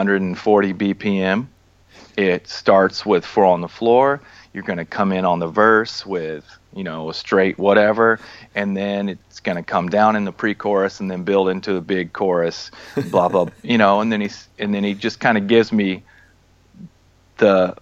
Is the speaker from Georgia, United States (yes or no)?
yes; Atlanta, Georgia, United States; moved away as an adult; also born or lived in California; now in Nashville, United States; that's where I'm born and raised in Atlanta.